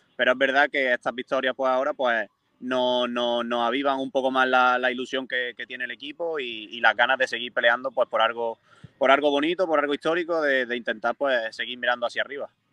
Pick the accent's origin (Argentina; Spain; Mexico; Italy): Spain; Moriles, Andalusia; mi, infancia, pues me crié también en el Córdoba